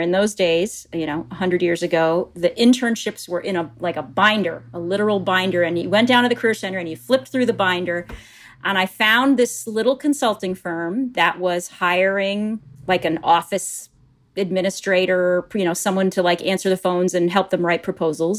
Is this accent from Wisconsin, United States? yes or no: yes; Appleton, Wisconsin, United States; moved away as an adult; also born or lived in New York; I'm a Midwesterner. I grew up in a little town called Appleton, Wisconsin.